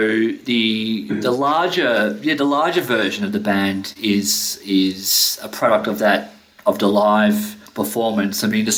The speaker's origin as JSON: {"language": "English", "town": "Melbourne", "region": "Victoria", "country": "Australia", "moved": "yes", "lives_now": "Sweden", "said": "the band formed when I moved to Sweden from Melbourne in Australia."}